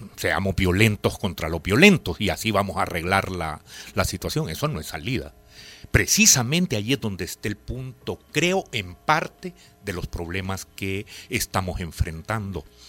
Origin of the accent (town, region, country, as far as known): El Salvador